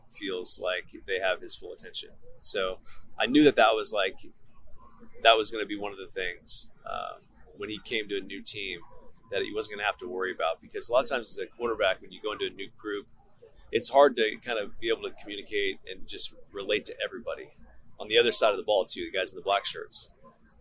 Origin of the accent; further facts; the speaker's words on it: California, United States; we're from California